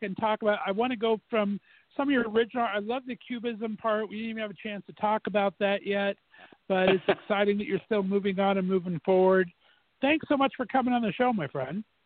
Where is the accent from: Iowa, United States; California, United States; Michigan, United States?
California, United States; Fullerton; where I grew up in Fullerton, California, there in SoCal